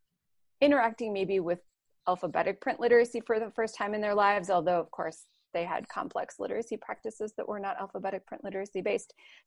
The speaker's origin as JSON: {"language": "English", "town": "Minneapolis", "region": "Minnesota", "country": "United States", "tie": "born or raised there", "also_born_or_lived": "Atlanta, Georgia", "moved": "as an adult", "lives_now": "Youngstown, United States", "said": "I was in my hometown of the Twin Cities of Minneapolis and St. Paul, and taught English and Spanish there."}